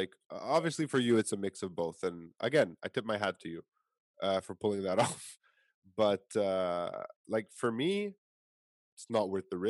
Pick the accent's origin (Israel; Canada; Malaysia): Canada; And I come from Canada.